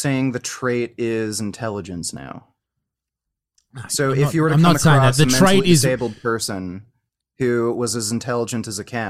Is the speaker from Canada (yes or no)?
yes; Canada; I'm from Canada.